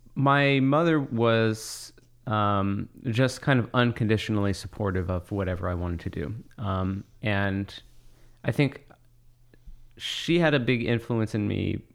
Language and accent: English; Monmouth County, New Jersey, United States; I grew up in Monmouth County, New Jersey